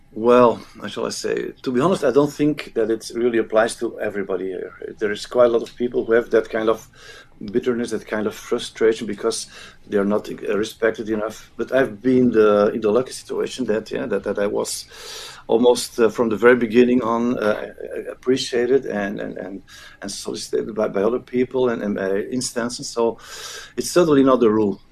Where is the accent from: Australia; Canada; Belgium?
Belgium; Flanders; first language Dutch (Flemish); English is a second language; But I'm from Flanders, so my language, my native, native tongue is Flemish as we call it, which is Dutch.